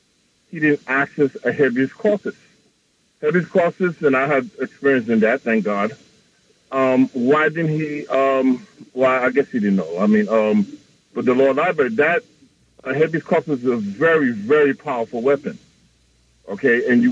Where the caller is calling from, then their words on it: New York City, New York, United States; I'm calling from Queens.